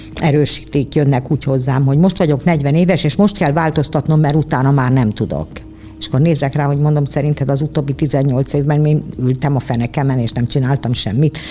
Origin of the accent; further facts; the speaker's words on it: Budapest, Hungary; én egy pesti lány vagyok